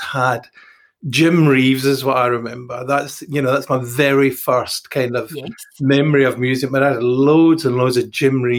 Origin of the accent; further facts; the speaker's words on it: Dalmellington, Scotland, United Kingdom; moved away as an adult; also born or lived in Glasgow / London; we don't call it East Ayrshire. We call, I don't know what we call it, Doon Valley, Dunmellington